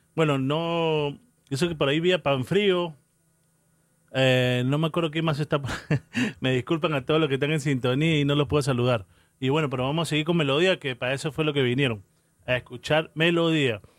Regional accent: New York City, New York, United States; moved away; Queens, New York, de donde vengo yo. Yo ahí crecí. 30 años en Queens, New York

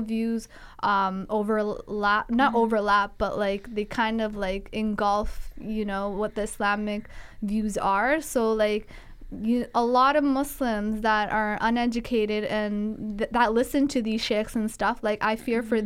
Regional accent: Guelph, Ontario, Canada; I grew up in Guelph where it was hard to come across representation in terms of blacks

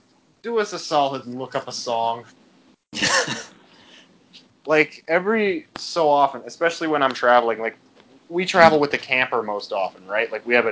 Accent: Canada; us being Canadian

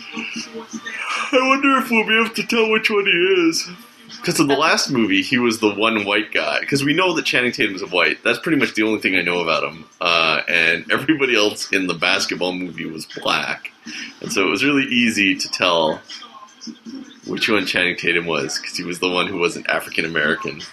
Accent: Canada; as a Canadian

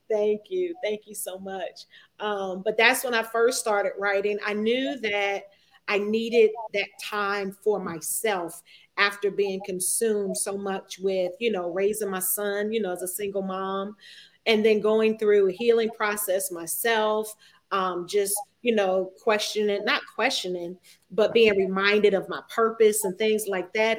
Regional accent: New Jersey, United States; moved away as an adult; also born or lived in Virginia Beach, Virginia; I'm from Jersey. Mm-hmm. I am a Jersey girl at heart. Um, I went to the famous Eastside High School.

